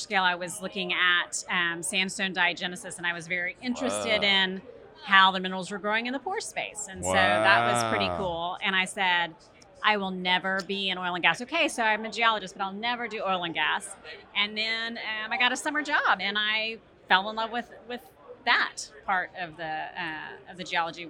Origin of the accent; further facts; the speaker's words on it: Houston, Texas, United States; also born or lived in Tennessee; I grew up in Houston